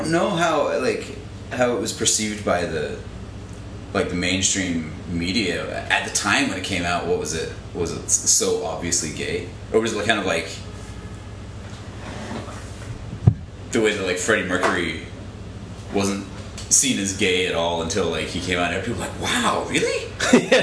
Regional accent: Glasgow, Scotland, United Kingdom; moved away as an adult; also born or lived in Jacksonville, Florida, United States; now in United States; I was born in Florida, in Jacksonville, Florida. My mom and dad lived there for a long time. I lived there till I was 9, then went to Glasgow, Scotland, and was there till I was like 22

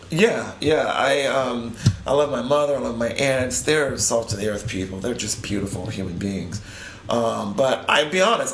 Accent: Spartanburg, South Carolina, United States; moved away; I grew up in South Carolina

